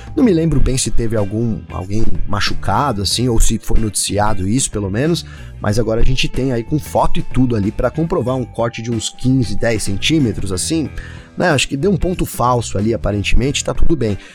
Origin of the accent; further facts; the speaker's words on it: Brazil; eu sou brasileiro